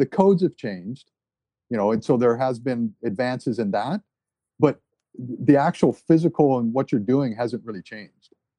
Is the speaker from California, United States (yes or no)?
no; Maui, Hawaii, United States; also born or lived in New Jersey; that's where we grew up on Maui, was up country.